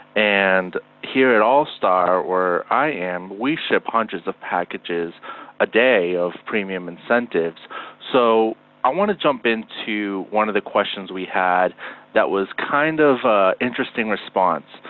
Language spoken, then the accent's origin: English; Northeast, United States; we're both from the Northeast